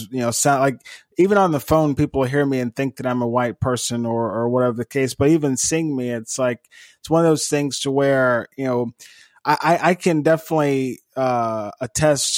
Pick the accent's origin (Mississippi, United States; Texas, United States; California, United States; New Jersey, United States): Mississippi, United States; Eupora; growing up in Eupora